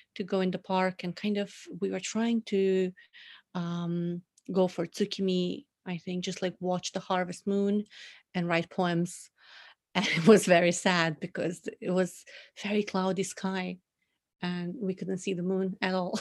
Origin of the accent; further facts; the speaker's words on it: North Macedonia; moved away as an adult; now in Tokyo, Japan; born and raised in Macedonia, which is in the southeast of Europe